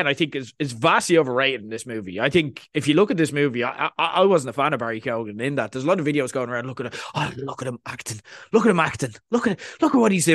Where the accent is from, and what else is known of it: Ireland